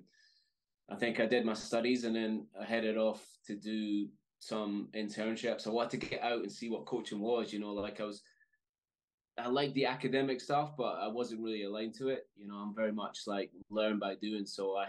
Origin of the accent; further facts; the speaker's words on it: Fort William, Scotland, United Kingdom; I grew up in Scotland in a small town in the Highlands, a place called Fort William.